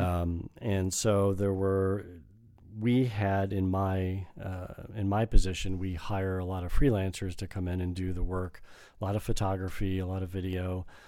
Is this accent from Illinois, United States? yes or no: yes; northwest suburbs of Chicago, Illinois, United States; moved away as an adult; also born or lived in Evanston, Illinois; I grew up on the north, uh, west suburbs of Chicago